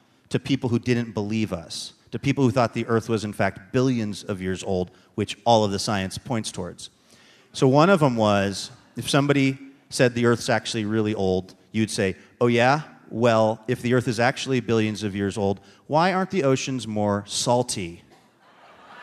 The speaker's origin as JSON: {"language": "English", "town": "Seattle", "region": "Washington", "country": "United States", "tie": "born or raised there", "said": "my hometown, where they traditionally pronounce Luke as boo"}